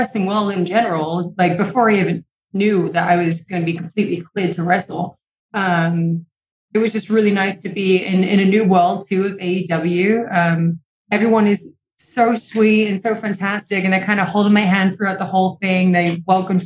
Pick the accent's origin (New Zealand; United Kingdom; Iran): United Kingdom; England; now in Los Angeles, United States; I'm from England. It always rains over there.